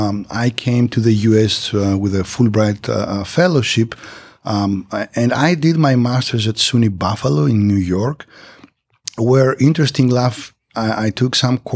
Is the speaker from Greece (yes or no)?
yes; Greece; moved away; And after that, I moved back to Greece, to my home country. And eventually, I got a faculty position at the university.